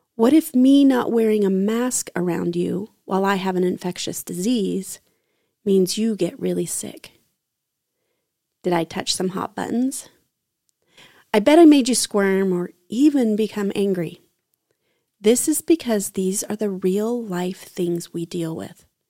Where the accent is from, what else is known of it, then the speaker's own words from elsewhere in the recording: United States; as an American white heterosexual woman.